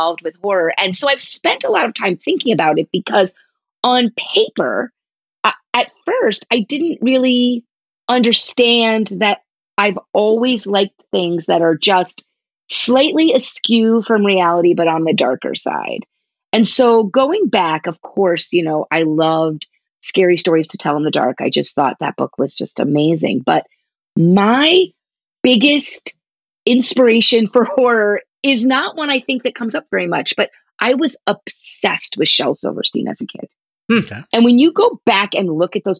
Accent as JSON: {"language": "English", "region": "New Jersey", "country": "United States", "tie": "born or raised there", "said": "I grew up in New Jersey and we have malls"}